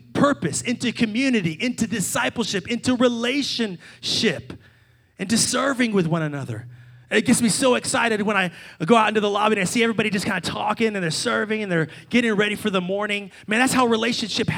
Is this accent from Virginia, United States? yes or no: yes; Salem, Virginia, United States; my hometown of Salem, Virginia